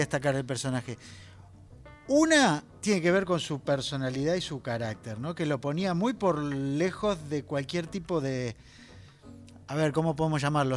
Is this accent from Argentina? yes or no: yes; Buenos Aires Province, Argentina; soy bonaerense